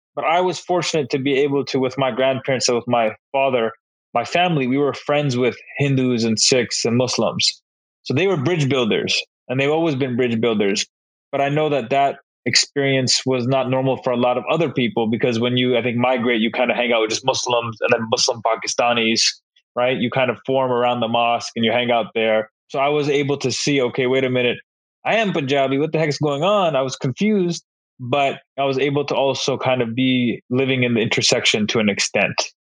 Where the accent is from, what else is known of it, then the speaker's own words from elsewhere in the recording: Renton, Washington, United States; born there; also born or lived in Surrey, Canada; So I was born in Seattle, in a place actually called Renton. It's right by Seattle. So I was born there.